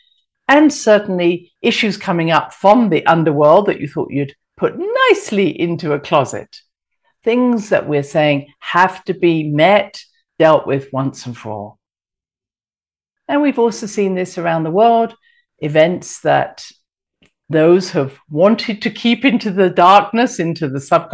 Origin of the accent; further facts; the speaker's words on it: England, United Kingdom; I'm very English